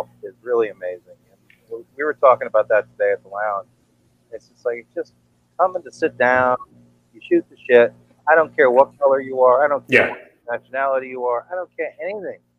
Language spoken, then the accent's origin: English; New York City, New York, United States; I grew up in the Bronx.